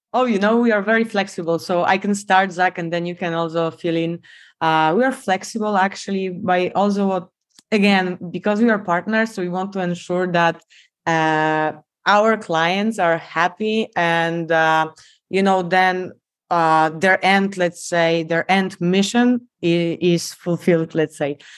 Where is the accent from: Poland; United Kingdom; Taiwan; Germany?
Poland; accent: Polish; English is a second language; moved away as an adult; also born or lived in South Korea / Miami, United States; I'm Polish, as you can tell by my accent